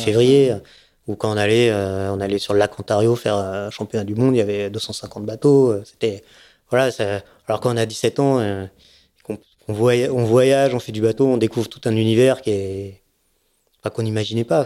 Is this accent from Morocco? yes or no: no; Nice, Provence-Alpes-Côte d'Azur, France; also born or lived in Seine-et-Marne / Savoie; mon père a eu envie de faire, d'avoir un bateau et on s'est retrouvé à Nice.